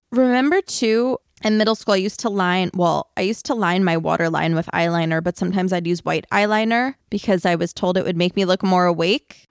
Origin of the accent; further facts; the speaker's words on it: Long Island, New York, United States; I'm from Long Island